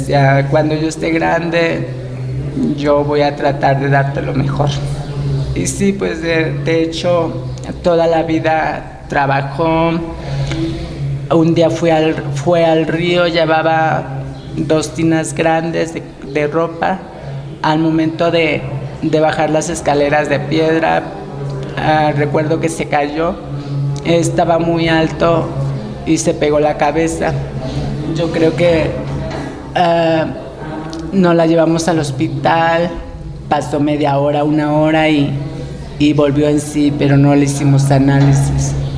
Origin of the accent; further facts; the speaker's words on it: Jalcocotán, Nayarit, Mexico; moved away; soy de Jalcocotán, Nayarit a una hora de Tepit Nayarit